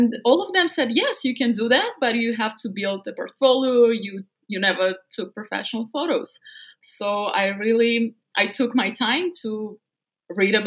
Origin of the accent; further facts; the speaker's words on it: Novosibirsk, Novosibirsk Oblast, Russia; English is a second language; moved away as an adult; now in United States; I grew up in a small scientific town in a very cold city in Siberia called Novosibirsk.